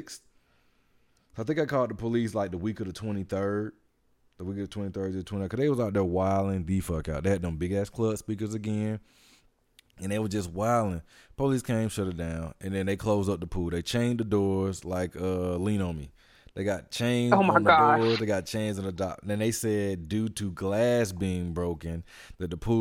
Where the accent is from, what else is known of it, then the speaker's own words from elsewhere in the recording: Atlanta, Georgia, United States; New York was the first place I felt outside of my hometown